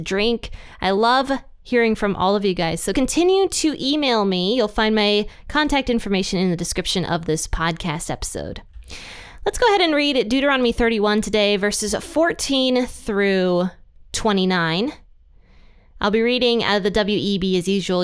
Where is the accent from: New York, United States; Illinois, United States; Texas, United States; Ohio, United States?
Ohio, United States; my own home state of Ohio